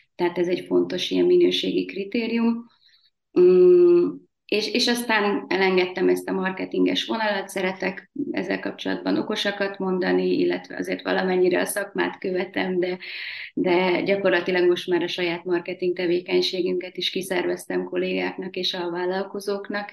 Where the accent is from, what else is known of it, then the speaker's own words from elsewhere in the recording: Tatabánya, Komárom-Esztergom, Hungary; Tatabányán születtem, tipikus panellánynak tartom magam